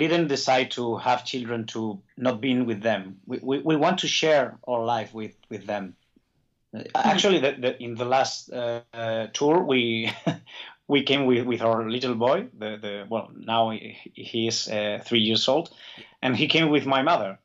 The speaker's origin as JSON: {"language": "English", "region": "Basque Country", "country": "Spain", "said": "I, I feel Basque, Basque my like as my mother tongue"}